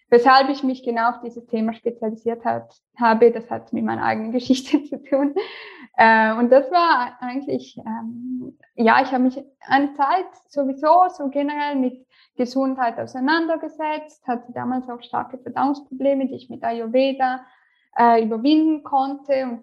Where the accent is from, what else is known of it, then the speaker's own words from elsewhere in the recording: St. Gallen, Switzerland; now in Lausanne, Switzerland; Meine Firma ist noch angemeldet in St.